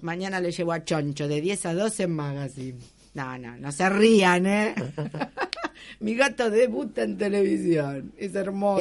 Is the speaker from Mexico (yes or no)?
no; Argentina; nosotros somos argentinos